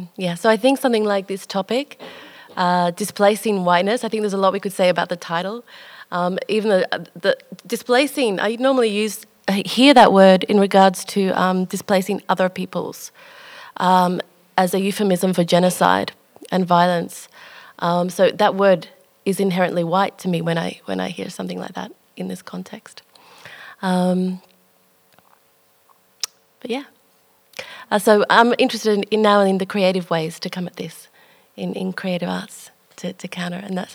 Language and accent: English; Melbourne, Victoria, Australia; I was born in Melbourne.